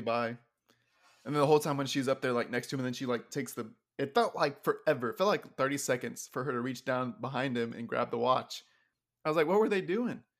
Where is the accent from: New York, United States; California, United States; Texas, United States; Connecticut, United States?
Texas, United States; being a Texan